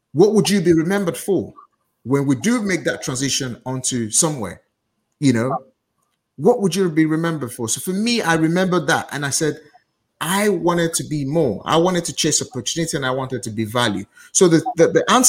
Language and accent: English; Nigeria; now in United Kingdom; as a Nigerian